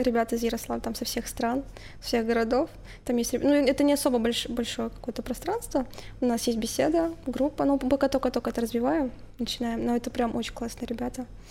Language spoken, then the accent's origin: Russian; Tutayev, Yaroslavl Oblast, Russia; moved away as an adult; now in Yaroslavl, Russia; Я же из а, Тутаев